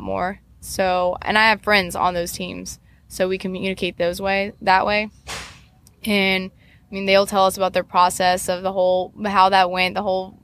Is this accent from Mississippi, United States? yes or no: no; Columbia, South Carolina, United States; now in Kentucky, United States; I'm just from Columbia, where our winters is 40 degrees